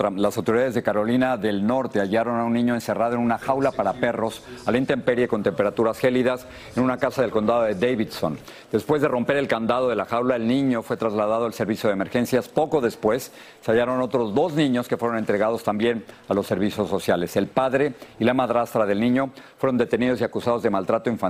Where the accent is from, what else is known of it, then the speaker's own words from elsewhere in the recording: Honduras; nosotros, que yo soy hondureño y trabajo a ah, dignamente.